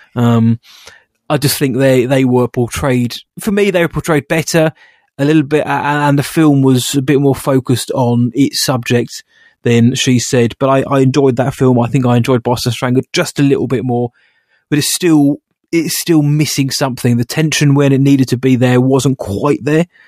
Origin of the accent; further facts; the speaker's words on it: United Kingdom; I'm just British